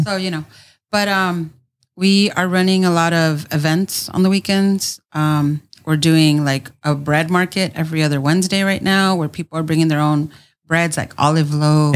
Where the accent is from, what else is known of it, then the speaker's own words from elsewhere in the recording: San Diego, California, United States; born and raised in San Diego